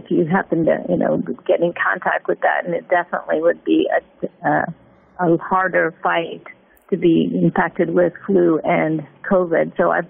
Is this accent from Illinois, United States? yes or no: yes; Illinois, United States; also born or lived in Ohio; Well, new thing when I moved down, because I'm from Illinois and Ohio